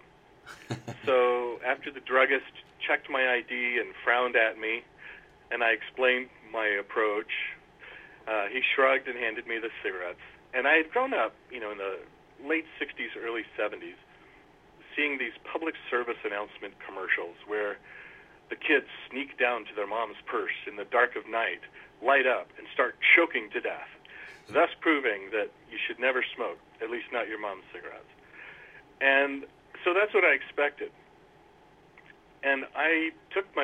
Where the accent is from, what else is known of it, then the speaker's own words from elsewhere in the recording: Centralia, Illinois, United States; also born or lived in Elgin, Illinois; I grew up in southern Illinois in a pretty small town called Centralia, about 2 hours north of the southernmost border of the state, and spent most of my childhood there